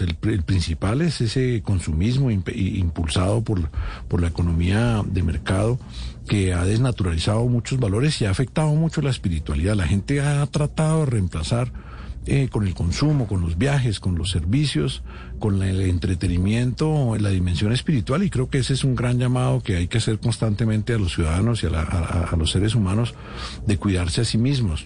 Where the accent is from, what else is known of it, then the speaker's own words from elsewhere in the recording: Bogotá, Colombia; also born or lived in France; yo soy un sancarlista, de San Carlos de Bogotá, estuve en Francia en el Liceo de la Rosa Foucault eh, cuatro años y volví, me gradué del San Carlos